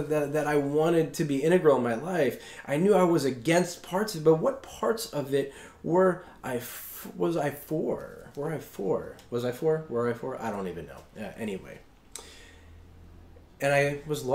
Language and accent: English; Long Island, New York, United States; growing up on Long Island, Catholic Mass is everywhere